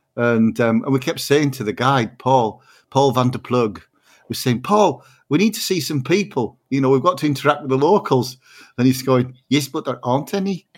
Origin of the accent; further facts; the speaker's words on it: Barrow-in-Furness, North West England, United Kingdom; I was born and brought up in Barrow in Furness